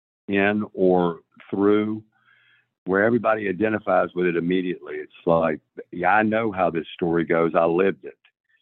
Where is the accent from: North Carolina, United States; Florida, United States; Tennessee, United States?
Tennessee, United States; Nashville; I'm from Nashville, Tennessee.